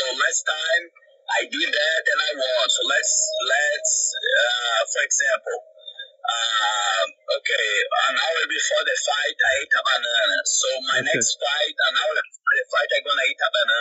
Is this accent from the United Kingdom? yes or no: no; Brazil; moved away; I have the chance to fight in my hometown